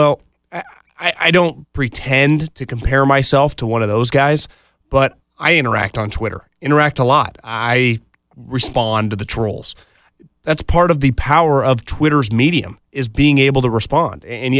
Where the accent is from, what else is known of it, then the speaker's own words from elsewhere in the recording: California, United States; I'm from the Bay Area. I scouted in the NFL for a little while.